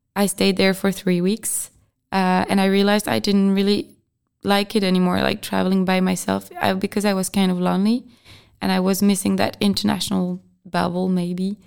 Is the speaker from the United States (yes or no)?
no; France; English is a second language; moved away as an adult; also born or lived in Brest / Albi / Argentina; now in Czech Republic; I'm from France, and I'm a trainee, and I came to the Czech Republic to work